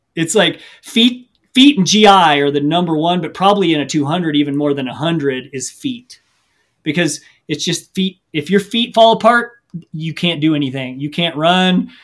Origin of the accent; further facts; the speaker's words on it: Missouri, United States; I grew up in the Midwest in Missouri